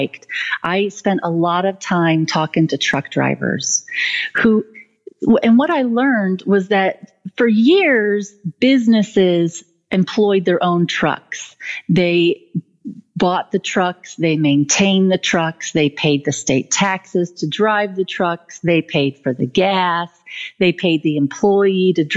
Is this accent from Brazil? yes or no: no; United States; I'm an American too